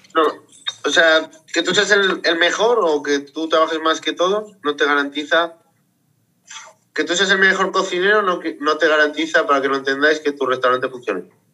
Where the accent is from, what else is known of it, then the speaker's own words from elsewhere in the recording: Zaragoza, Aragon, Spain; yo soy de Zaragoza y soy maño